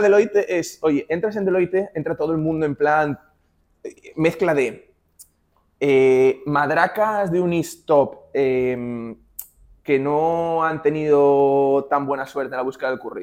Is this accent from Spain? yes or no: yes; Oviedo, Asturias, Spain; moved away as an adult; also born or lived in Madrid / Maastricht; yo soy asturiano, hice economía en Oviedo